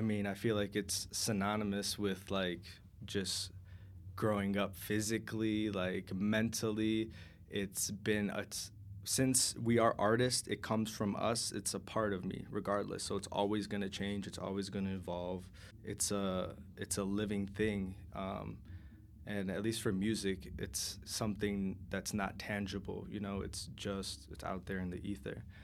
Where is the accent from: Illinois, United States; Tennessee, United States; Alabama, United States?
Illinois, United States; Berwyn; Abel and I grew up in Berwyn together, two blocks away from each other